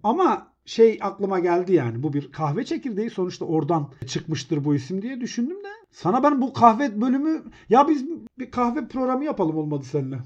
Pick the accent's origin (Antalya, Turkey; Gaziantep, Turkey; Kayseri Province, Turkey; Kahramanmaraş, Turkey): Kahramanmaraş, Turkey; Elbistan